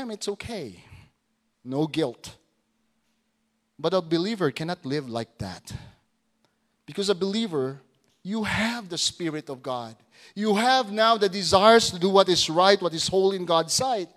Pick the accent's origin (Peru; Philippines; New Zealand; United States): Philippines; Putik, Zamboanga Peninsula; moved away; The name of our hometown back in Zamboanga, it's putik.